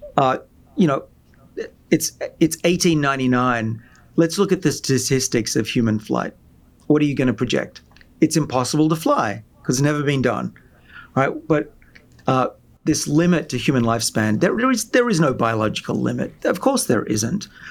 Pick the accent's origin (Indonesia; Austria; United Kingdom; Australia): Australia; moved away; I'm from Australia originally, where everyone has free healthcare